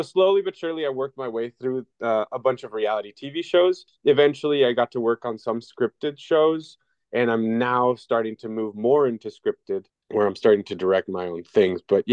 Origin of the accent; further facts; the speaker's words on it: El Paso, Texas, United States; El Paso in my hometown